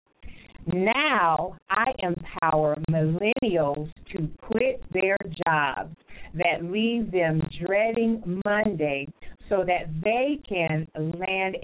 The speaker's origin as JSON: {"language": "English", "region": "California", "country": "United States", "moved": "yes", "lives_now": "Grand Rapids, United States", "said": "I'm from California and I'm over here in Grand Rapids, Michigan"}